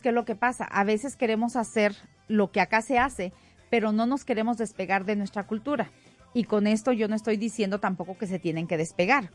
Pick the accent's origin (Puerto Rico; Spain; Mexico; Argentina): Mexico; now in Denver, United States; yo como mexicana y como buena mexicana y, orgullosa mexicana